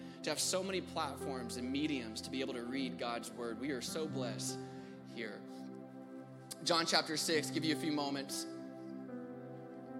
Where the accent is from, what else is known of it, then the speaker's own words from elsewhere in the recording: Houston, Texas, United States; I am from Houston, born and raised.